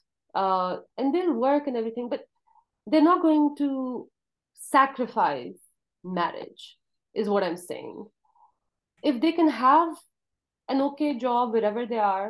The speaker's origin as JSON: {"language": "English", "town": "Kohat", "region": "Khyber Pakhtunkhwa", "country": "Pakistan", "tie": "born or raised there", "moved": "as an adult", "lives_now": "United States", "said": "when I was growing up in Kohat"}